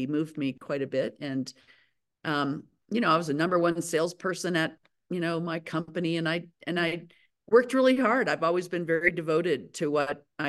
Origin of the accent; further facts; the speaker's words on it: Aspen, Colorado, United States; I'm born and raised in Aspen, Colorado